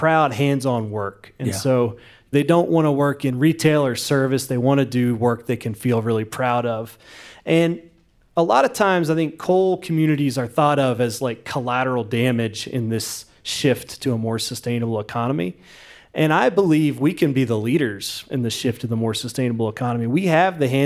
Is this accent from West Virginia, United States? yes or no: yes; West Virginia, United States; growing up in West Virginia